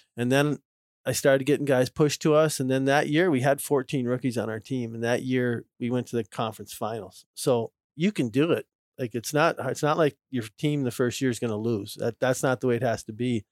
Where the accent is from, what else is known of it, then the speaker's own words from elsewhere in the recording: Minnesota, United States; moved away; I'm from Minnesota